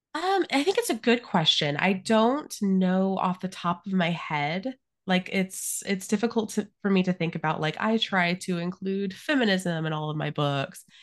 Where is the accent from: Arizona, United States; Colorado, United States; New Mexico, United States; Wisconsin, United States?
Arizona, United States; I grew up in Arizona